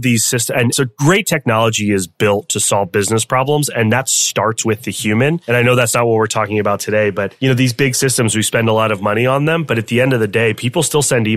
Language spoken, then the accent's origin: English; Tampa, Florida, United States; moved away as an adult; also born or lived in Michigan; now in Chicago, United States; I currently live in Chicago, Illinois. I grew up in Tampa, Florida, went to college in Tampa